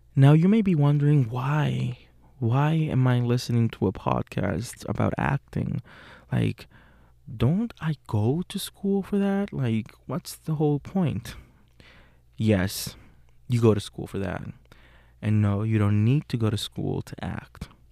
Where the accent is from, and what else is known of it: Puerto Rico; born or raised there; English is a second language; moved away as an adult; now in Pittsburgh, United States